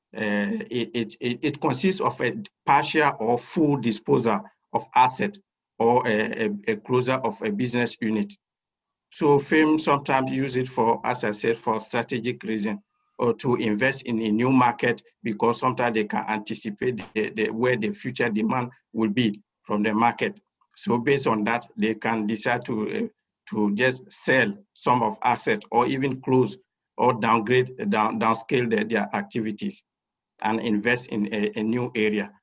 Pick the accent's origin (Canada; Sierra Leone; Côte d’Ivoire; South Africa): Côte d’Ivoire; moved away as an adult; now in Istanbul, Turkey; I am from Cote d'Ivoire. I did my first degree in economics and master's in economics in Cote d'Ivoire